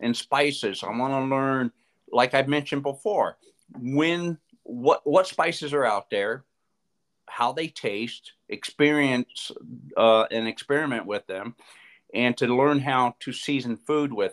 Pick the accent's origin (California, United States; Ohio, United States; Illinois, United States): California, United States; Southern; growing up in Southern California with the background that my mom and dad had for cooking